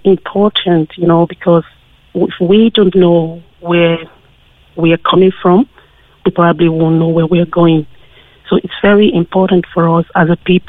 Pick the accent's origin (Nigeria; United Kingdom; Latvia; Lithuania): Nigeria; now in Cork, Ireland; I grew up in Nigeria with a sense of pride because I was surrounded by great people who look like me.